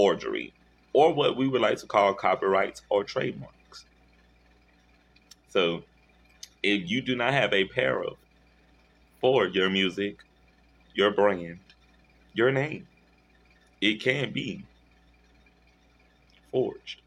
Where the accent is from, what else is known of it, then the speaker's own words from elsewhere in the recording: Shreveport, Louisiana, United States; my hometown in Shreveport